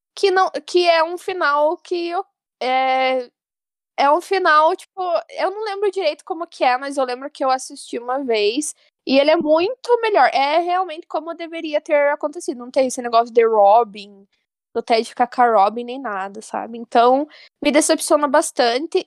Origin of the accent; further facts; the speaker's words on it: Porto União, Santa Catarina, Brazil; eu sou do interior de Santa Catarina, mais especificamente Porto União